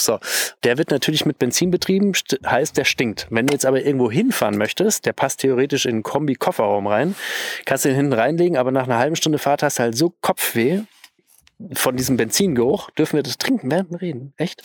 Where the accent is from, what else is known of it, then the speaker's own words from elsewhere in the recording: Bavaria, Germany; bei uns in Bayern würde man sagen